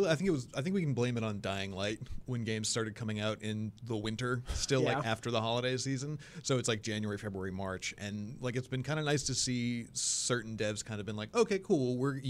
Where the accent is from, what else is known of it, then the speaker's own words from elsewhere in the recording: Massachusetts, United States; I'm from Massachusetts. I can't help it.